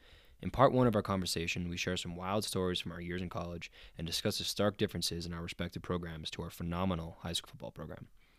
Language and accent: English; Wyoming, United States; born or raised there